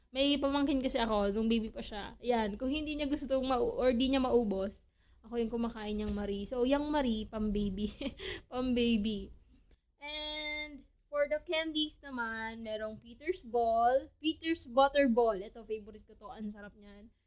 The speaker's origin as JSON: {"language": "Tagalog", "country": "Philippines", "said": "being a Filipino"}